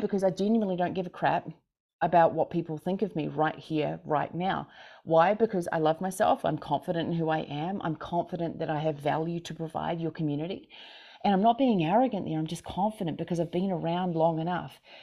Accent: Christchurch, Canterbury, New Zealand; now in Montana, United States; I'm from Christchurch, New Zealand. I currently am in Montana

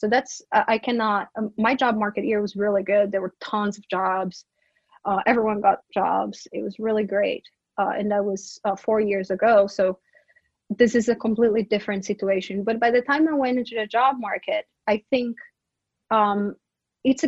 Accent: Brazil; English is a second language; moved away as an adult; now in United States; all my students know I'm from Brazil, and I'm the Brazilian person who brings up Brazil up all the time

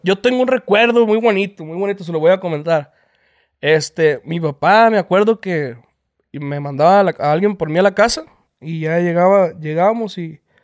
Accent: El Horno, Sonora, Mexico; Somos de Horno, Sonora. Eh, un pueblo que está cerca de, de, Obregón, Sonora. Y pues ya somos, somos criados ahí entre las vacas

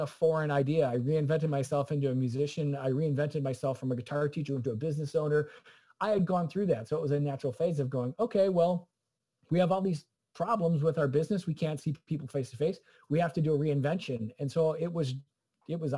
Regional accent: Clarendon Hills, Illinois, United States; moved away as an adult; also born or lived in Boston; I'm from Clarendon Hills, Illinois

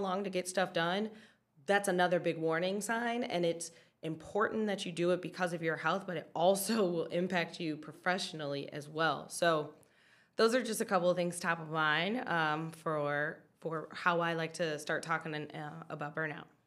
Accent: Detroit, Michigan, United States; I am from Detroit

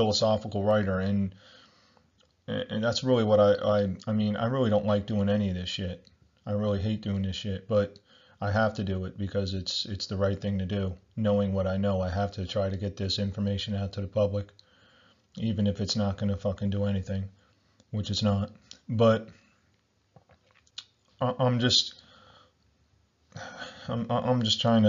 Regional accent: United States; I'm from the United States

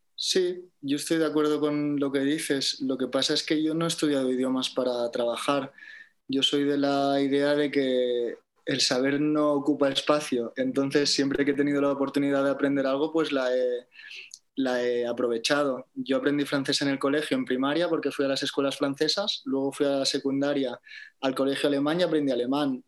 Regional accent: Barcelona, Catalonia, Spain; moved away as an adult; now in Tenerife, Spain; es mi ciudad natal

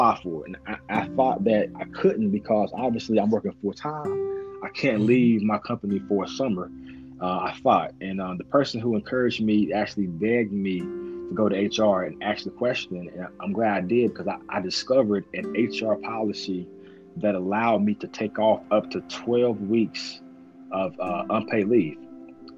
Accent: Eden, North Carolina, United States; moved away as an adult; also born or lived in Greensboro, North Carolina / Nashville, Tennessee; now in Kansas City, United States; I moved to Eden with my grandparents. And that's where I was raised all up until I went to college

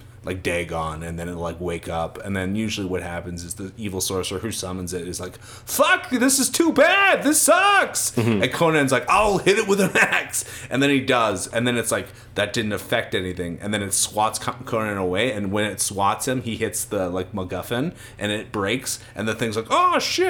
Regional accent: New York, United States; I'm just from New York

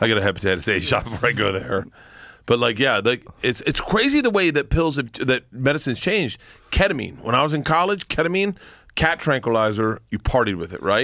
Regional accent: Florida, United States; moved away; growing up in Florida

